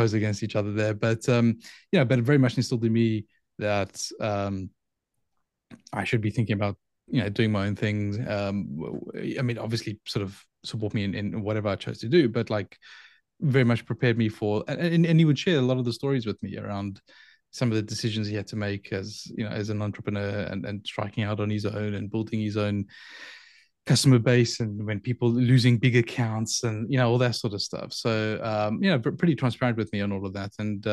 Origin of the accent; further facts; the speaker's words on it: Johannesburg, Gauteng, South Africa; moved away as an adult; So I grew up in Johannesburg in South Africa. So I spent the first 23-ish years of my life in Johannesburg in South Africa